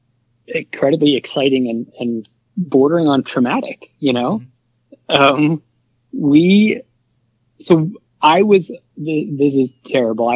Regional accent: Philadelphia, Pennsylvania, United States; moved away as an adult; now in New York, United States; I was born and raised in Philly

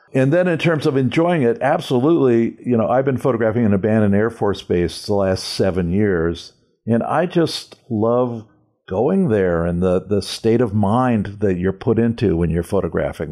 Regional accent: Calabasas, California, United States; born or raised there; also born or lived in Santa Monica, California / Venice, California

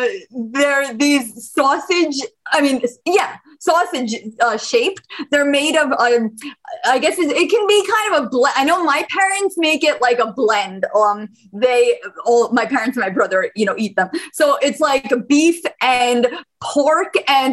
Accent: Bosnia & Herzegovina; moved away; I'm an immigrant from Bosnia, and I can definitely relate to the food being the great equalizer

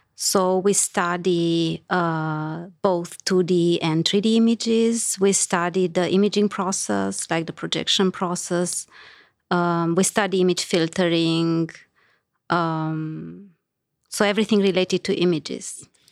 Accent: Romania; moved away as an adult; I grew up in Romania, so that's where I did my undergrad

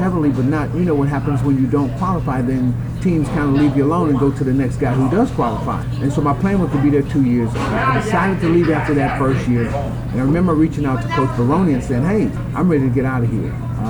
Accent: Chicago Heights, Illinois, United States; I grew up kind of in Chicago Heights area, which is a suburb of Chicago.

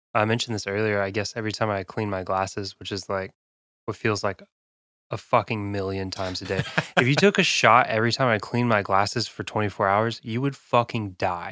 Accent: South Dakota, United States; now in Kentucky, United States; I'm from South Dakota originally

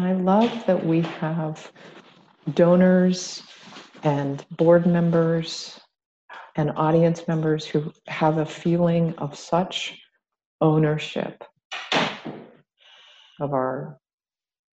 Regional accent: Ohio, United States; now in Atlanta, United States; WASPy, I'm from Ohio

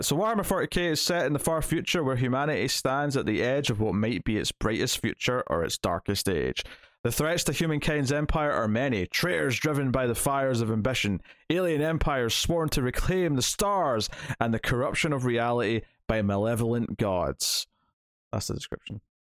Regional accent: Scotland, United Kingdom; because I'm Scottish

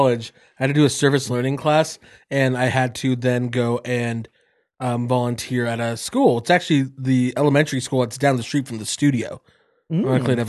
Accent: Caldwell, United States; I grew up in Caldwell.

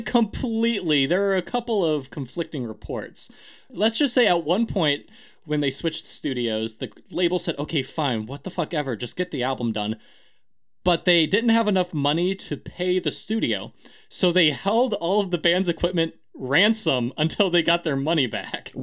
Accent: United States; I'm American

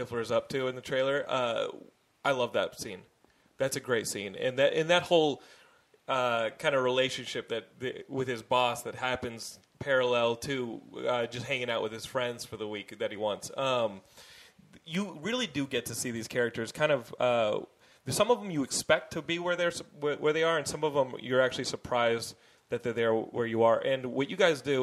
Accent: Austin, Texas, United States; moved away; I grew up in Austin, and we always talk about high school when we go back

